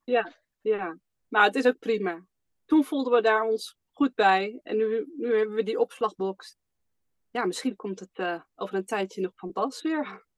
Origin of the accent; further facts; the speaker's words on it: Almere, Flevoland, Netherlands; moved away as an adult; wij komen zelf uit Almere, daar woonden we in ieder geval